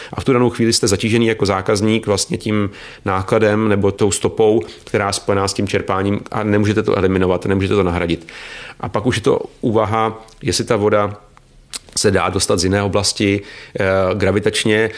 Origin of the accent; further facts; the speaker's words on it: Czechia; My jsme jako Češi